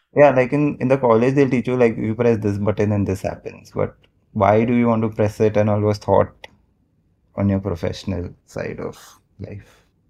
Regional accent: Mumbai, Maharashtra, India; I've born and brought up in Mumbai only, like a proper Bombay boy

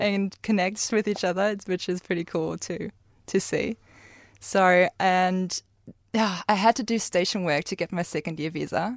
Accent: Germany; English is a second language; moved away as an adult; now in Karratha, Australia

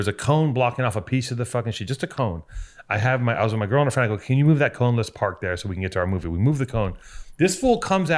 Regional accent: Los Angeles, California, United States; I grew up in Venice.

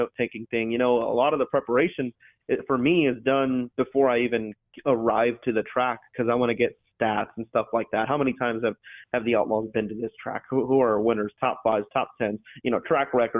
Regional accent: New Mexico, United States; Growing up in New Mexico

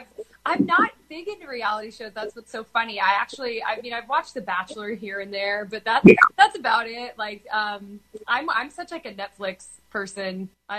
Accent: Danville, California, United States; moved away as an adult; also born or lived in Berkeley, California; now in Nashville, United States; Yeah, so grew up in Danville, went to UC Berkeley, played college soccer there, graduated in 2014, and then I moved to Nashville 3 years ago.

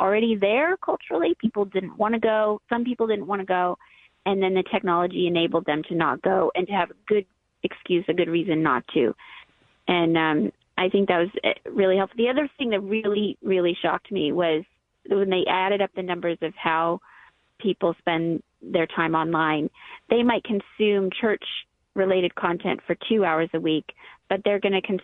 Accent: United States; as American Christians

